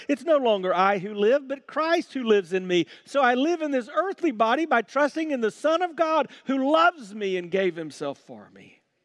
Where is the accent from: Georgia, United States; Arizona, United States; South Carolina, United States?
South Carolina, United States; When I was growing up in South Carolina